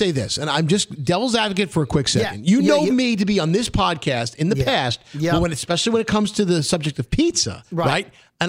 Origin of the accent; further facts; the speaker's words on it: New York City, New York, United States; We are from Brooklyn.